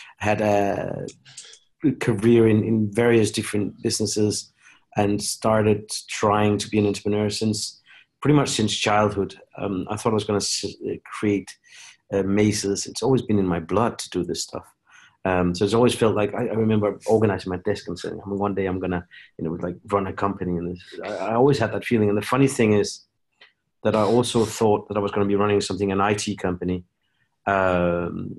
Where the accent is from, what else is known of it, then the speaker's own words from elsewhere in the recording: Denmark; I grew up in Denmark.